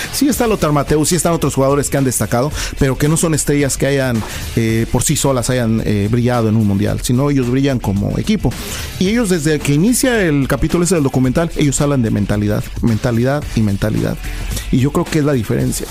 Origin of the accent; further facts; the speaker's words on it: Puebla, Mexico; Soy de la ciudad de Puebla